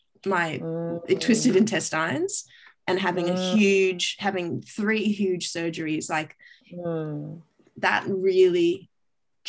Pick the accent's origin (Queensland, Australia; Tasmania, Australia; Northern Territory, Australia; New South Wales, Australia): Queensland, Australia; Brisbane; moved away as an adult; also born or lived in Grenada / Perth; now in Sydney, Australia; I grew up in Brisbane and then, spent my first 18 years there and then moved over to Perth and then moved to Sydney